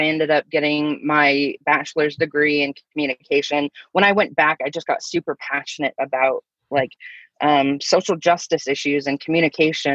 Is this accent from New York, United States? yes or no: no; Thousand Oaks, California, United States; I grew up in Thousand Oaks, California